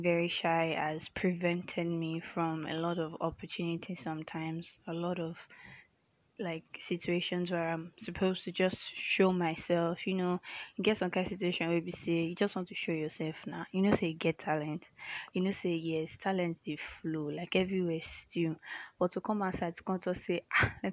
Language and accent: English; Nigeria; also born or lived in Lagos, Nigeria; I'm a Nigerian